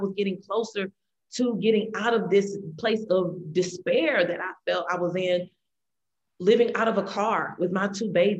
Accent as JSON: {"language": "English", "town": "St. Louis", "region": "Missouri", "country": "United States", "tie": "born or raised there", "said": "Growing up in the St. Louis area"}